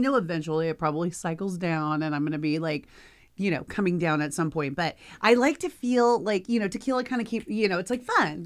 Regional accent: Texas, United States; now in Los Angeles, United States; I grew up in Texas

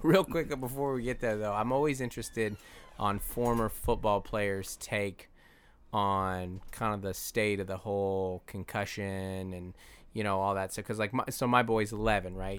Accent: Seattle, Washington, United States; I grew up in South Seattle by the airport, Federal Way

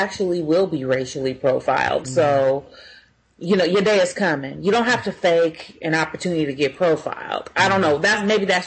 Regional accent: Inglewood, California, United States; I grew up in Inglewood, California.

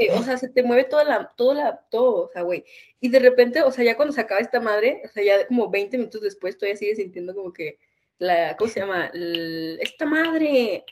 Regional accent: northern Mexico, Mexico; now in Mexico City, Mexico; yo no soy de la Ciudad de México, para la gente que no sabe. Yo soy de un pequeño lugar en el norte

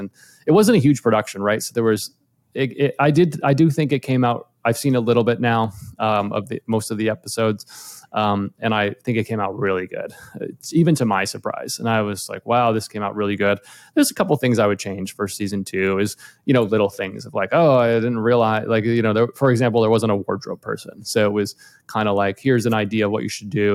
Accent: outside of Boston, Massachusetts, United States; moved away as an adult; now in Los Angeles, United States; I grew up in outside of Boston originally, and I moved to LA about almost 15 years ago now

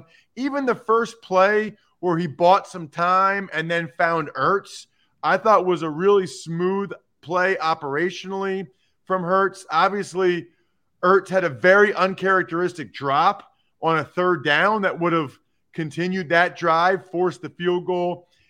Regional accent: Reading, Pennsylvania, United States; I'm from Reading.

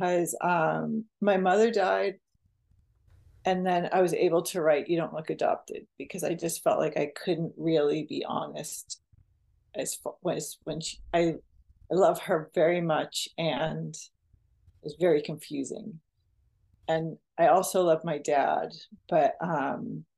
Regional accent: Westwood, Massachusetts, United States; born or raised there; now in Santa Cruz, United States

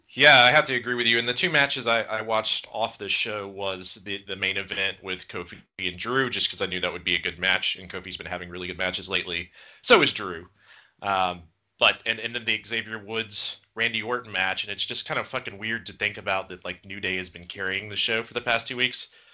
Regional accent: Gainesville, Georgia, United States; I am from Gainesville, Georgia

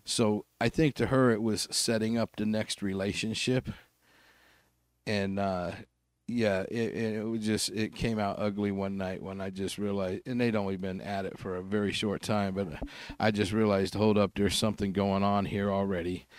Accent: Salt Lake City, Utah, United States; I grew up in Glendale here

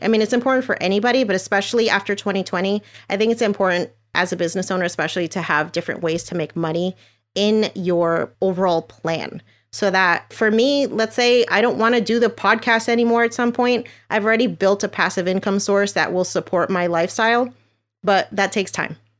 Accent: New Jersey, United States; moved away as an adult; now in Florida, United States; I'm originally from New Jersey.

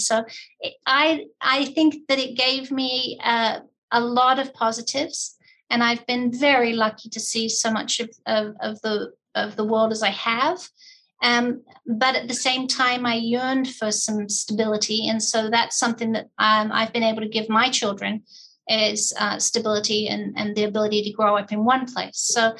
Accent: England, United Kingdom; also born or lived in Australia; As I said, equal time in England and Australia. And I basically went back and forth. I'm a Navy brat.

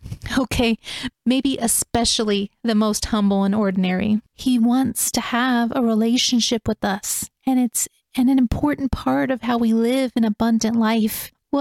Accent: Los Angeles, California, United States; moved away; also born or lived in southern U.S.; I grew up in the Los Angeles area and was often one of a couple white kids in my grade level. When I moved to the southern U.S.

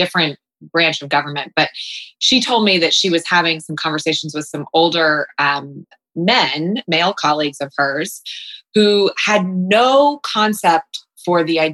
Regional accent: Columbus, Ohio, United States; also born or lived in New York City; now in Columbus, United States; I was born in Columbus. I was born in Berwick. My parents divorced when I was young.

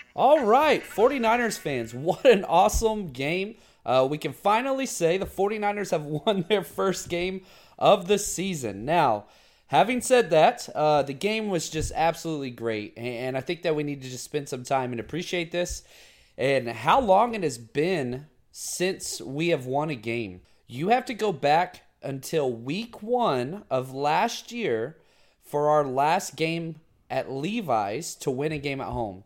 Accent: Dallas, Texas, United States; I'm from the Dallas area

